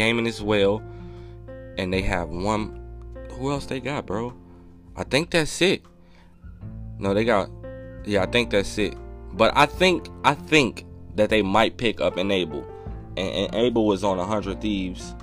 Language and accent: English; Chicago, Illinois, United States; I'm from Chicago